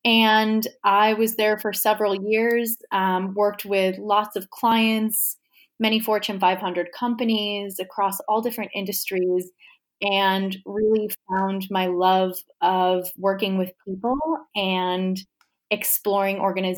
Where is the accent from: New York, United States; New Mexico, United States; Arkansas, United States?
New York, United States; now in Richmond, United States; I hail from New York originally. I'm currently living in Richmond, Virginia.